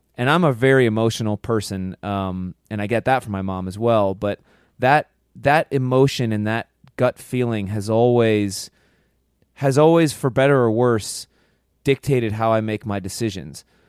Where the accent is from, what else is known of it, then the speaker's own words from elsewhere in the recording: Pennsylvania, United States; growing up, being from Pennsylvania